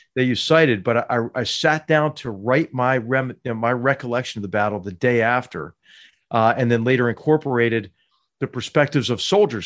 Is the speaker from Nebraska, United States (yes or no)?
no; Philadelphia, Pennsylvania, United States; I grew up in Philadelphia, Pennsylvania